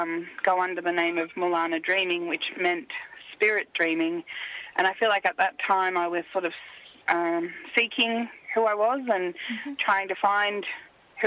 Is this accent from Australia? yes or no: yes; Shepparton, Victoria, Australia; I was born in Kanigupna, which means a place where the big fish are caught, and it's also known as Shepparton